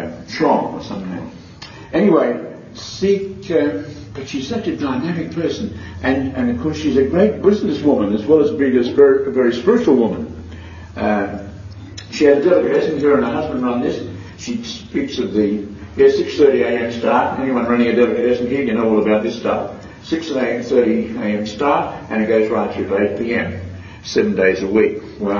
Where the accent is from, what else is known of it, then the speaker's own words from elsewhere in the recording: Cambodia; moved away; I came from Cambodia, that tells a bit of a story. I converted from Buddhist to Roman Catholic 3 years ago with my two children.